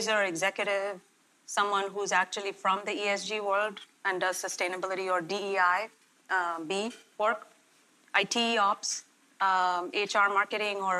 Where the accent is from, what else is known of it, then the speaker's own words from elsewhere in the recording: India; moved away as an adult; now in Elmhurst, United States; I was born and raised in India.